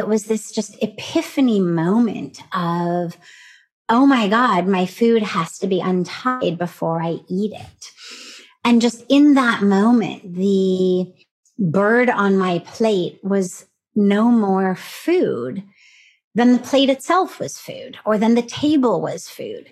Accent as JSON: {"language": "English", "town": "Los Angeles", "region": "California", "country": "United States", "tie": "born or raised there", "moved": "as an adult", "lives_now": "India", "said": "I was raised in the Reform Jewish community of Los Angeles."}